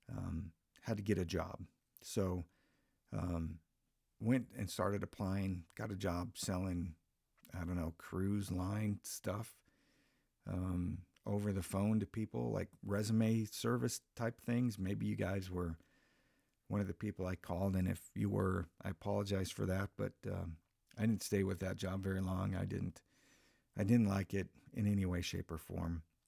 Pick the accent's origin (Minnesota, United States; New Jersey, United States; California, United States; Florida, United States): Minnesota, United States; moved away as an adult; back in my home state uh, of Minnesota, where I'm from.